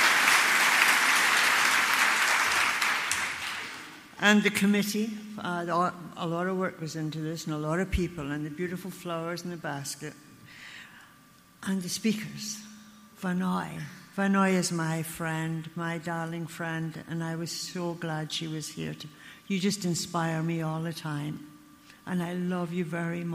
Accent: Glasgow, Scotland, United Kingdom; now in Ontario, Canada; I was born in Glasgow, Scotland

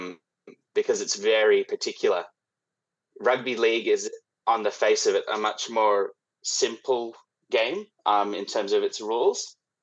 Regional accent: Sydney, New South Wales, Australia; now in Melbourne, Australia; I was born in Sydney, which is not a footy town whatsoever.

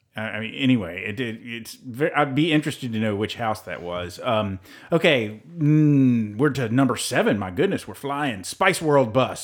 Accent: Tennessee, United States; we're from Tennessee

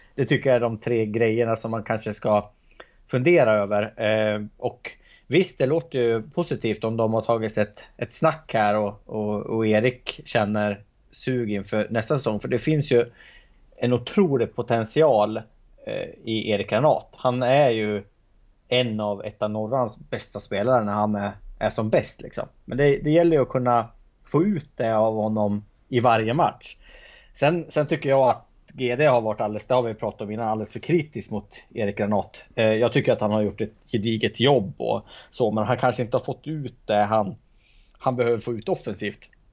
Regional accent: Hälsingland, Gävleborg County, Sweden; som hälsing

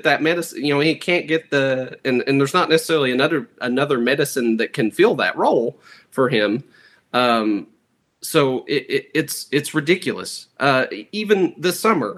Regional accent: Martin County, Kentucky, United States; I was born and raised in Martin County

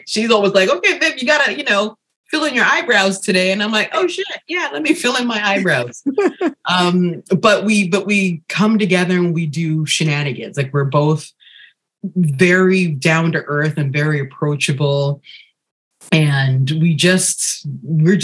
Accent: Ghana; I'm originally from Ghana, where we wear bold prints on the daily

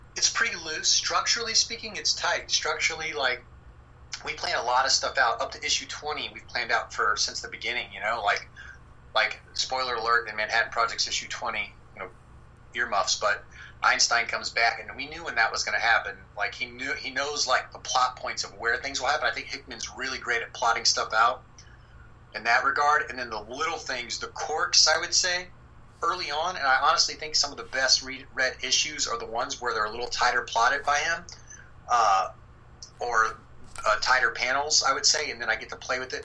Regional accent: Texas, United States; moved away; also born or lived in South Carolina; I'm from Texas

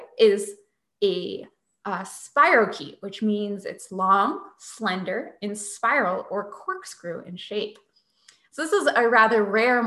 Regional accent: Northeast, United States; growing up in the Northeast

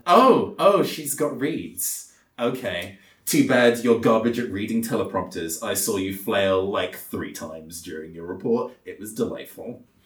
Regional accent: London, United Kingdom; I came from London

